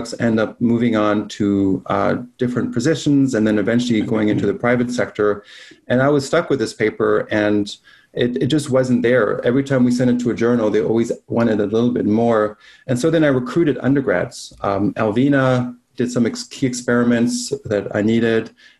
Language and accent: English; Belgium; now in United States; I'm from Belgium